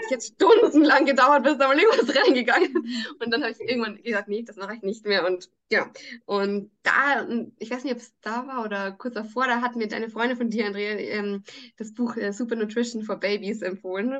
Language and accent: German; Salzburg, Austria; bei uns in Salzburg